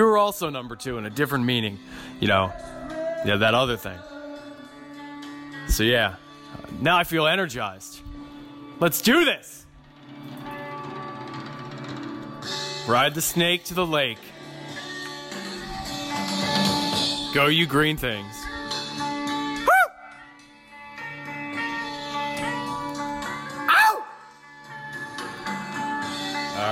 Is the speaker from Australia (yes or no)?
yes; Canberra, Australian Capital Territory, Australia; as a born and raised Canberra boy, you know, as you can tell by my accent